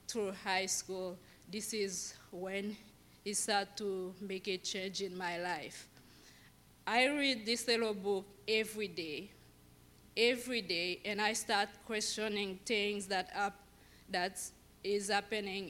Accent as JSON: {"language": "English", "country": "Haiti", "tie": "born or raised there", "moved": "yes", "said": "I was born in Haiti, and I was born and raised Catholic"}